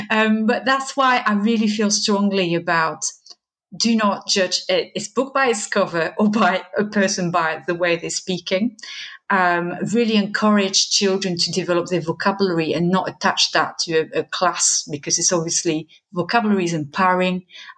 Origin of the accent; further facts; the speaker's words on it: southern France, France; accent: Southern French; English is a second language; When I speak to part of my family, I've lost my Southern French accent. I speak to part of my family, it comes back with a vengeance.